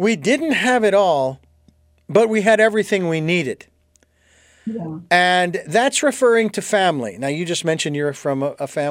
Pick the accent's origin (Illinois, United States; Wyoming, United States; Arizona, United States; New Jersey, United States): Arizona, United States; Phoenix; I grew up in Phoenix, Arizona